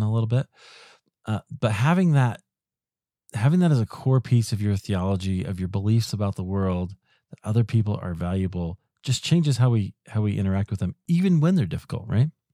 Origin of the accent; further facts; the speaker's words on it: Iowa, United States; also born or lived in Chicago, United States; now in Denver, United States; I grew up in Iowa